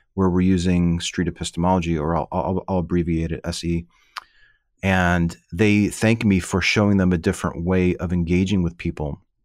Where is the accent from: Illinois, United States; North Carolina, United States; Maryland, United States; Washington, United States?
Illinois, United States; Chicago; moved away; I lived, I grew up in the Midwest, in the Chicago